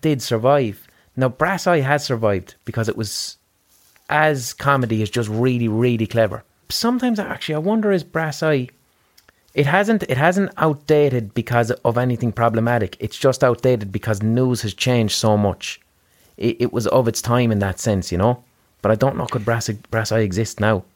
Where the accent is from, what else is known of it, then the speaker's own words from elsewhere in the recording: Limerick, Munster, Ireland; we're from Limerick in Ireland.